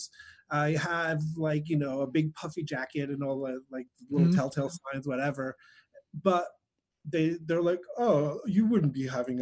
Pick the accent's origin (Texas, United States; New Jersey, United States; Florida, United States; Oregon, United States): New Jersey, United States; Wayne; born or raised there; also born or lived in Greece